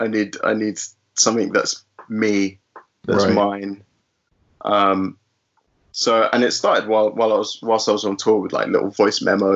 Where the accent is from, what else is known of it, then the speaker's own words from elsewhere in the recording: London, United Kingdom; both my parents are Brazilian, but I was born and raised in Finchley in North London.